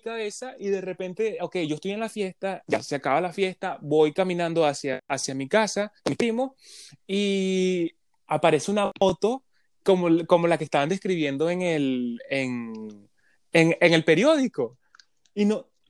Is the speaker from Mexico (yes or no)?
no; Venezuela; now in Canada; De Venezuela